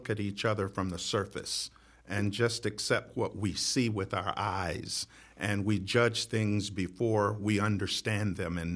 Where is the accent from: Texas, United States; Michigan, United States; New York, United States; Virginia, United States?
Michigan, United States; Detroit; moved away as an adult; also born or lived in Pasadena, California; I was born and raised in Detroit, Michigan